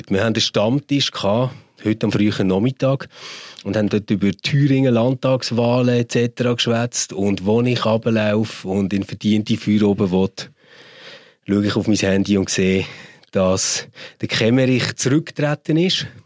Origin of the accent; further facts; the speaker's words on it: Switzerland; ich sage das mal so ganz offen, ähm, so als Schweizer ja.